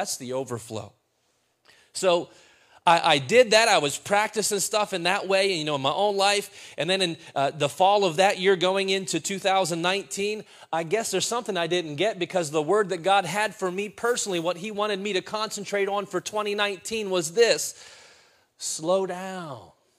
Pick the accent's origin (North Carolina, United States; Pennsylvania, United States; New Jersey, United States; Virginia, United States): Pennsylvania, United States; Reynoldsdale; my mom still had the house that we grew up in Reynoldsdale, Pennsylvania.